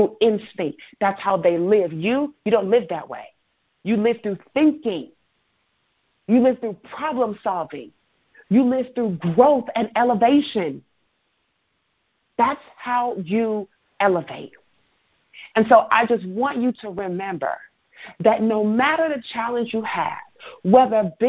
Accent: Chicago, Illinois, United States; I'm from Chicago

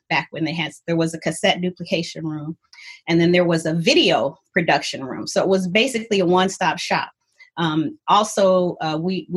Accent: Ann Arbor, Michigan, United States; moved away as an adult; also born or lived in California; I came back home to Ann Arbor because I was born and raised in Ann Arbor

